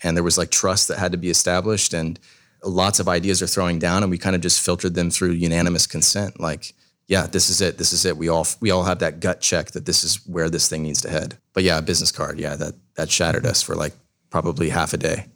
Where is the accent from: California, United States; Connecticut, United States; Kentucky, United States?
California, United States; Southern; moved away as an adult; also born or lived in Washington; now in Columbus, United States; I'm actually from Southern California.